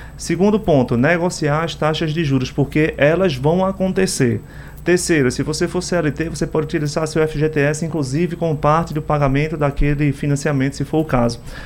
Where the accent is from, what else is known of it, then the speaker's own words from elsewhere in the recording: Brazil; como brasileiro